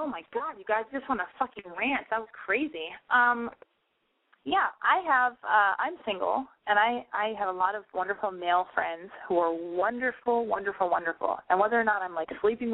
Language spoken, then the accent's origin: English; United States; now in Los Angeles, United States; I'm an American girl living in Los Angeles